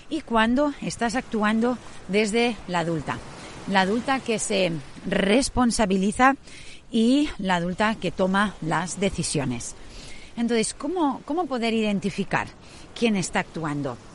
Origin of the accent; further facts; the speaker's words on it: Sydney, New South Wales, Australia; muchas ya sabéis que yo me crié en Australia. Mis padres, cuando yo tenía cinco años, quisieron emprender un viaje por toda Europa y parte de Asia, hasta que finalmente llegaron a Singapur y ya desde ahí volaron a Australia, a Sydney.